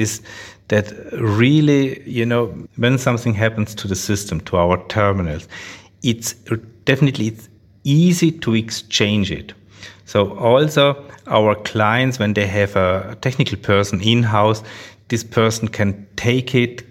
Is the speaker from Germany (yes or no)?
no; Austria; English is a second language; So we are from Austria, not from Australia.